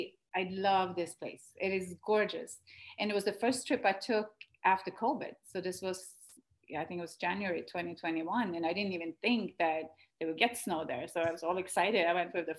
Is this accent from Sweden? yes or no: yes; Sweden; moved away; Sweden when we were home in my home country